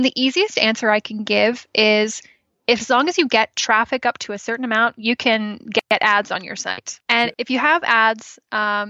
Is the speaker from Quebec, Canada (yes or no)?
no; just outside Toronto, Ontario, Canada; moved away as an adult; now in British Columbia, Canada; I grew up in Ontario, and just right outside of Toronto, and I moved out here in 2013.